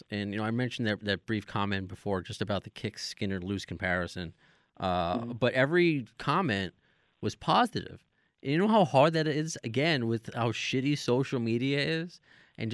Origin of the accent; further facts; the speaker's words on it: Long Island, New York, United States; I'm from Long Island.